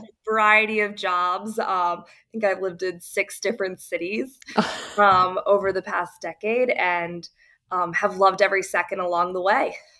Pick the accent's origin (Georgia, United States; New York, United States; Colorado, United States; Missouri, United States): Missouri, United States; St. Louis; moved away as an adult; also born or lived in Dallas, Texas; I grew up in St. Louis